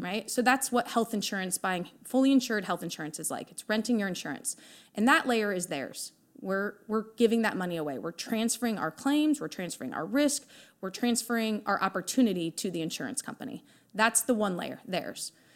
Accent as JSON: {"language": "English", "region": "Iowa", "country": "United States", "tie": "born or raised there", "said": "obviously born and raised in Iowa."}